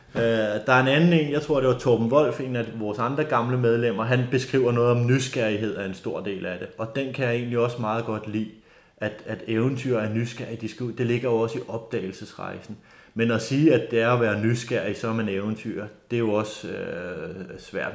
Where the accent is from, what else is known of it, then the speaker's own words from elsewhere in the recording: North Zealand, Capital Region of Denmark, Denmark; also born or lived in Bornholm; jeg er født og opvokset her i Nordsjælland i Lønge, en lille